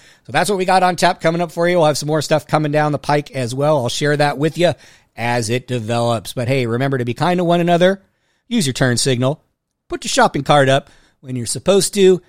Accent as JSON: {"language": "English", "area": "Bay Area", "region": "California", "country": "United States", "tie": "born or raised there", "moved": "yes", "lives_now": "New Orleans, United States", "said": "I grew up in California, grew up in the Bay Area."}